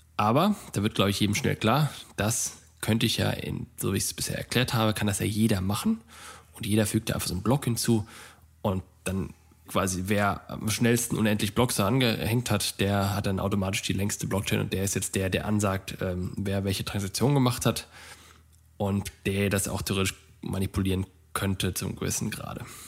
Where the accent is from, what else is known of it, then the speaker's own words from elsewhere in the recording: Germany; bei uns in Deutschland